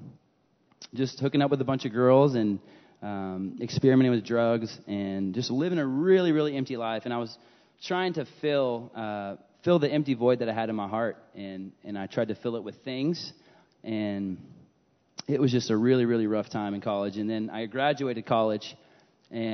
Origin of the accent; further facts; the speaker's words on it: Aledo, Texas, United States; I grew up in Aledo